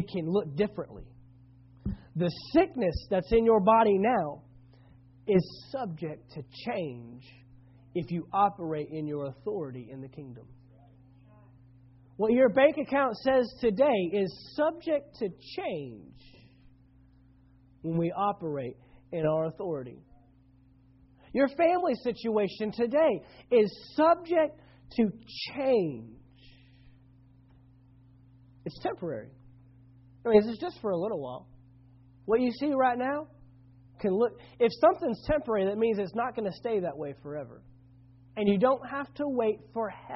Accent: Dallas-Fort Worth area, Texas, United States; I grew up in the Dallas-Fort Worth area

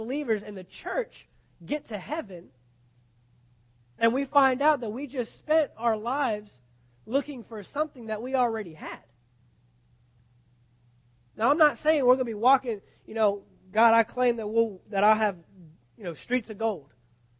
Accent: United States; me as an American

